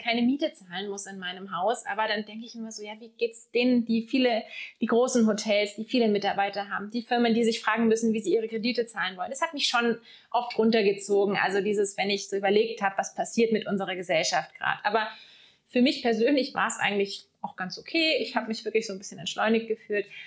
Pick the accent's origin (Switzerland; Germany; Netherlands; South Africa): Germany; Lake Constance, Baden-Württemberg; moved away as an adult; also born or lived in Munich; now in Black Forest, Germany; ich bin am Bodensee aufgewachsen, ja. habe dort auch die ersten 19 Jahre bis zum Abitur verbracht.